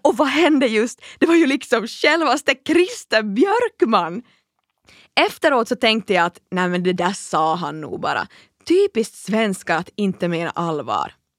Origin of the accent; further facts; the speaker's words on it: Kaskinen, Ostrobothnia, Finland; jag är född och uppvuxen i Finlands minsta stad